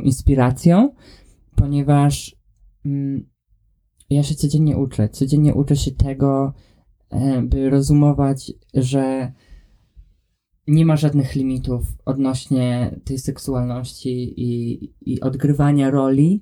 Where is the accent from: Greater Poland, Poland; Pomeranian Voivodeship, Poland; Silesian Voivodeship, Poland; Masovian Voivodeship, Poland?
Masovian Voivodeship, Poland; a very small town near Warsaw; now in Scotland, United Kingdom; mieszkając w Polsce i wychowując się, e, w otoczeniu, w którym się wychowałem, jestem z bardzo małego miasta pod Warszawą